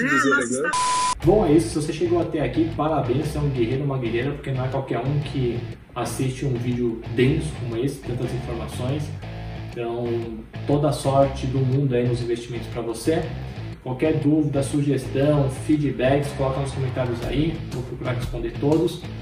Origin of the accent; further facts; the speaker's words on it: São Paulo, Brazil; A Globo, eu sou de São Paulo.